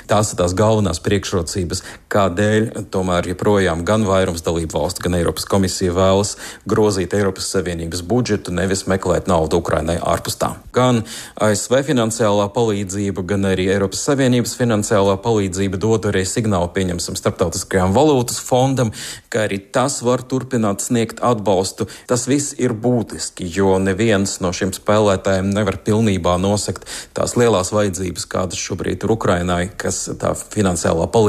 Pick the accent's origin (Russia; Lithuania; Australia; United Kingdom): Lithuania; Joniškis, Šiauliai County; Mums uh, ar draugiem ir no mažiem šauļiem, un es no Joniškiem. Mēs katru gadu starp svētku periodu braucam kaut kur uz Latviju.